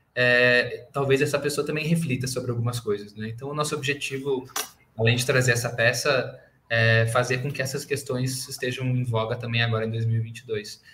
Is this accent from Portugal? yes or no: no; Porto Alegre, Rio Grande do Sul, Brazil; moved away as an adult; now in São Paulo, Brazil; vim de Porto Alegre, eu não sou daqui de São Paulo, hoje eu moro em São Paulo